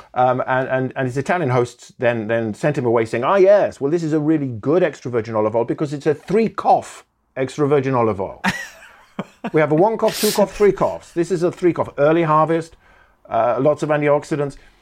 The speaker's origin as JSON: {"language": "English", "area": "Welsh", "region": "Wales", "country": "United Kingdom", "said": "I'm Welsh"}